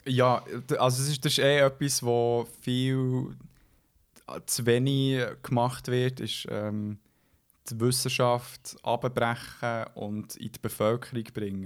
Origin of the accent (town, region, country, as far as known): Switzerland